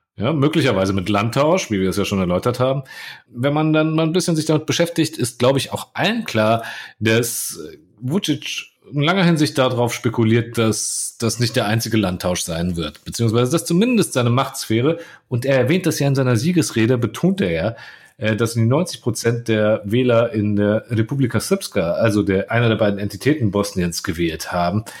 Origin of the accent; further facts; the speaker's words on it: Croatia; als Kroate